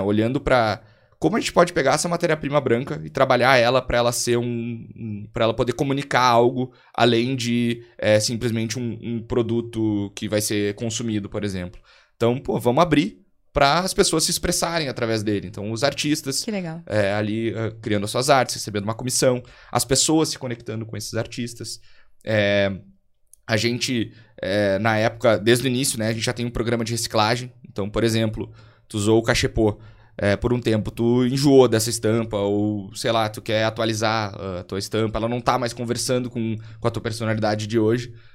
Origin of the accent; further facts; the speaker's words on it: Montenegro, Rio Grande do Sul, Brazil; sou eu aqui de Montenegro, é uma cidade de 70 mil habitantes, mais ou menos, aqui no, no interior do Rio Grande do Sul